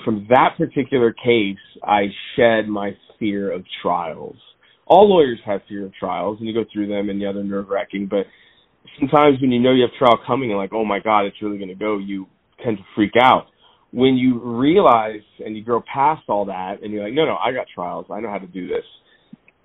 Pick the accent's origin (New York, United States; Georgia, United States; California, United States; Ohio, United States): California, United States; Claremont; also born or lived in Covina; at 1 year old, I moved to Claremont, which is where I grew up and was raised. And I currently live there now